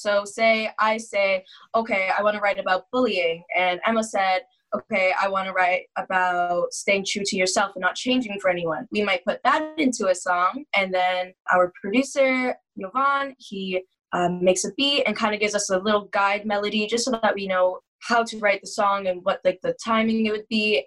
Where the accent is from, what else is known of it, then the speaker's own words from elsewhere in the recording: Oshawa, Ontario, Canada; I am from Oshawa, Ontario, which is about 45 minutes east of Toronto, Ontario.